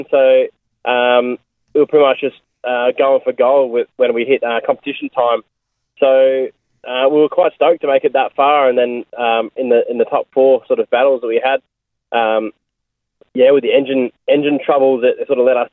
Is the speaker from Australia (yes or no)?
yes; Australia; also born or lived in Melbourne, Victoria; I'm from Australia